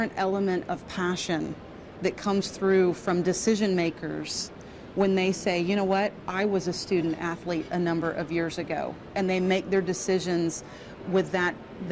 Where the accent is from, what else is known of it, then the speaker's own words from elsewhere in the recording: Georgia, United States; I grew up in Georgia and was very fortunate to play at Georgia Tech